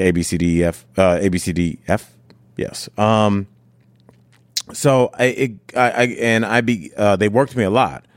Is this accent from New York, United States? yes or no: no; Cleveland, Ohio, United States; moved away as an adult; also born or lived in Miami, Florida; now in Denver, United States; I'm from Cleveland, Ohio, born and raised